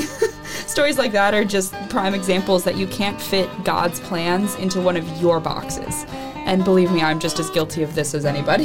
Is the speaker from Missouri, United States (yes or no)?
yes; Missouri, United States; moved away as an adult; I'm from Missouri